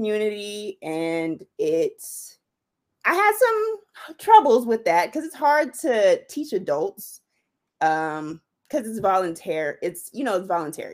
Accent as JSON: {"language": "English", "town": "Riverside", "region": "California", "country": "United States", "tie": "born or raised there", "also_born_or_lived": "Chicago", "said": "I'm from the Inland Empire, born and raised in Riverside, currently live in Rancho Cucamonga."}